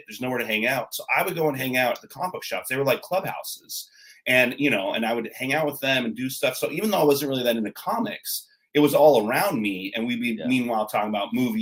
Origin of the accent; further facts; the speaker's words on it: Southern Orange County, California, United States; also born or lived in Los Angeles; I grew up in Southern Orange County